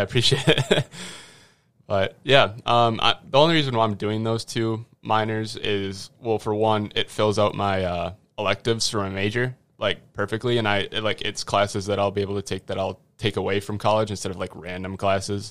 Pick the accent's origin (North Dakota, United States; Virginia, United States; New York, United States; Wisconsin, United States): Wisconsin, United States; Grantsburg; at Grantsburg High School. That's my hometown